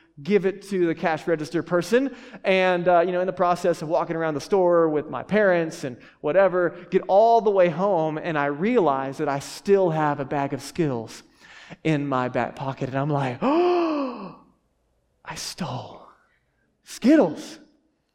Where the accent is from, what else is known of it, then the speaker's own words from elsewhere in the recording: Texas, United States; I grew up in Texas